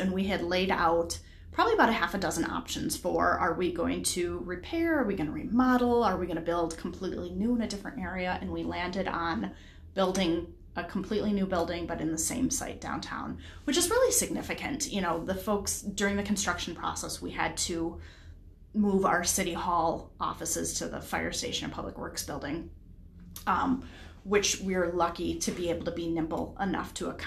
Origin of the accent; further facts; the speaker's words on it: Grafton, Wisconsin, United States; moved away as an adult; also born or lived in St. Cloud, Minnesota; now in Carver, United States; I was born and raised in a area just a little bit north of Milwaukee, Wisconsin. Grafton, Wisconsin is where I'm from.